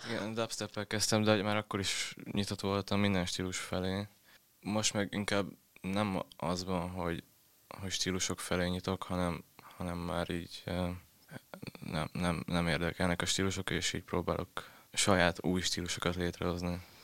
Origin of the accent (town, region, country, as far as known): Tiszadob, Szabolcs-Szatmár-Bereg, Hungary; accent: Szabolcs dialect; moved away as an adult; now in Budapest, Hungary